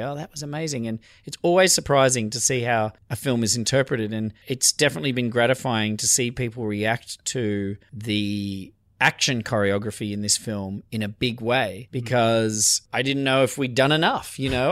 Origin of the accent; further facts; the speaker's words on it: Australia; I'm Australian